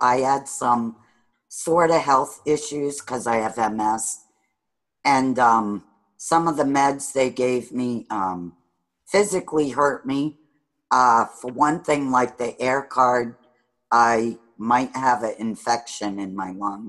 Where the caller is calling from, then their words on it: Sturbridge, Massachusetts, United States; Near Sturbridge.